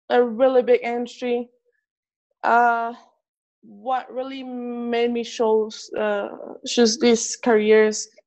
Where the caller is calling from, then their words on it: Midland, Texas, United States; I'm here in Midland, Texas. Uh, it's not rainy right here. It's pretty hot.